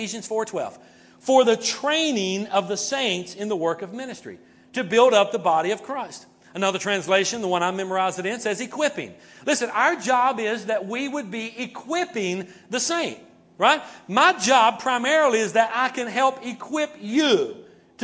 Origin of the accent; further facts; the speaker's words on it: North Carolina, United States; That's my home state